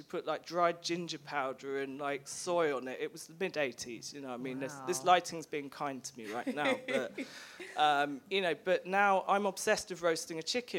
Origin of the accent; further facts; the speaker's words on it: Nottingham, East Midlands, United Kingdom; I'm from Nottingham. I've lost the accent, and I don't say duck anymore, but I'm from Nottingham originally, so I definitely sympathise.